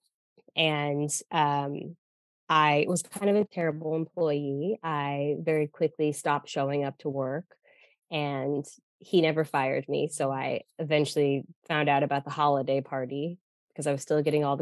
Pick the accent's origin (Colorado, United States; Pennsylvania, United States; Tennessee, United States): Colorado, United States; Denver; moved away as an adult; also born or lived in New York; I'm from Denver, Colorado.